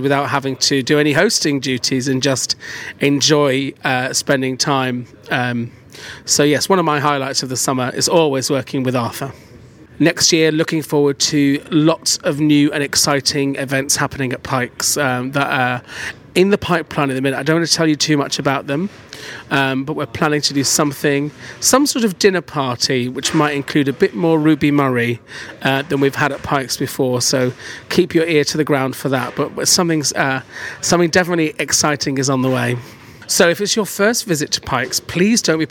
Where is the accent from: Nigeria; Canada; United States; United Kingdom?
United Kingdom; Manchester, North West England; I'm originally from Manchester